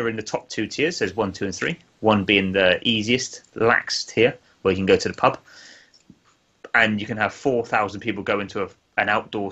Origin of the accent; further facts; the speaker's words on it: England, United Kingdom; being an Englishman.